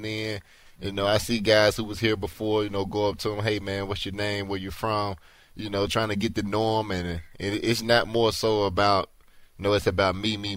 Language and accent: English; Alabama, United States; now in Houston, United States; I'm from Alabama, so I'm used to the heat